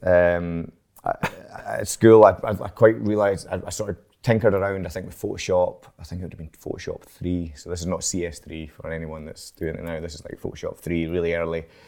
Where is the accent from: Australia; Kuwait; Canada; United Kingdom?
United Kingdom; Edinburgh, Scotland; now in Glasgow, United Kingdom; I'm from Edinburgh, actually, so I was born in Edinburgh